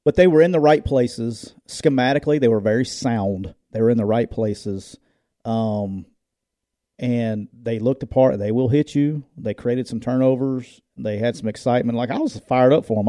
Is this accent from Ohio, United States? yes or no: no; Jacksonville, Alabama, United States; That's my hometown, too, so I got all kinds of love for Jacksonville State, but it's my hometown